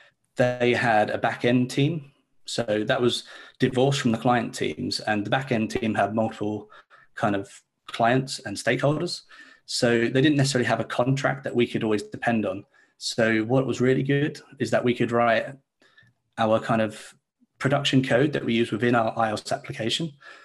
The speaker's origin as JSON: {"language": "English", "town": "Leeds", "region": "Yorkshire and the Humber", "country": "United Kingdom", "said": "Hey, so yeah, I'm a developer from Leeds in the UK. So it's a bit of a time difference from you guys"}